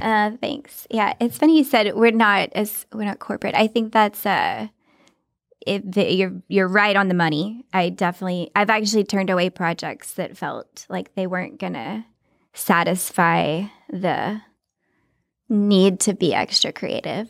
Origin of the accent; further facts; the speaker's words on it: Texas, United States; moved away; I'm not from Hollywood. I'm from Texas